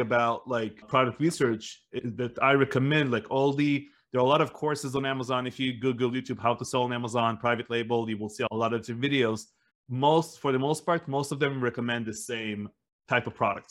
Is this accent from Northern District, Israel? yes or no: yes; Northern District, Israel; also born or lived in United States; We lived in like a small town up north in the northern side of Israel.